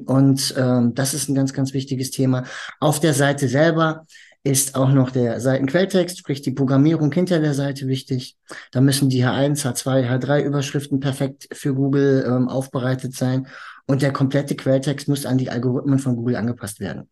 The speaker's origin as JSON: {"language": "German", "town": "Hagen", "region": "North Rhine-Westphalia", "country": "Germany", "tie": "born or raised there", "moved": "as an adult", "lives_now": "Dortmund, Germany", "said": "ich bin eigentlich ursprünglich in Hagen geboren"}